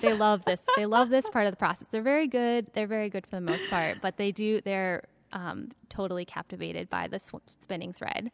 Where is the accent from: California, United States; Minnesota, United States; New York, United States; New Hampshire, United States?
Minnesota, United States; Minneapolis–Saint Paul; now in Maine, United States; I'm from Minnesota originally. I grew up in the Twin Cities